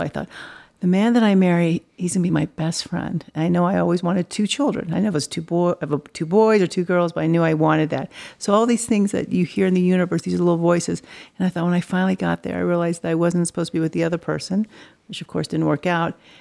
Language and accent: English; Dallas, Texas, United States; also born or lived in Los Angeles / New York; now in Colorado, United States; I was raised in Dallas, but Colorado is my home